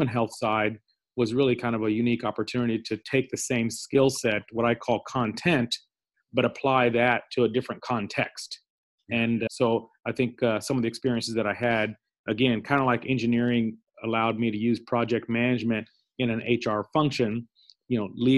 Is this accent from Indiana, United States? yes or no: yes; Indianapolis, Indiana, United States; also born or lived in Pakistan; moved to Indianapolis, Indiana, where I grew up, went to school, and I'm actually in the northern suburbs of Indianapolis now.